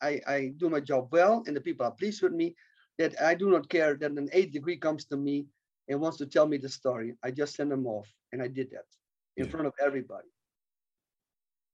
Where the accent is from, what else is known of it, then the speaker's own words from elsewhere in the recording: Netherlands; I come from Holland